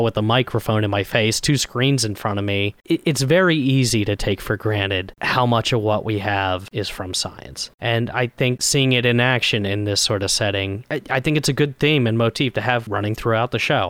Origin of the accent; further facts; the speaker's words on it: Scotland, United Kingdom; I'm Scottish.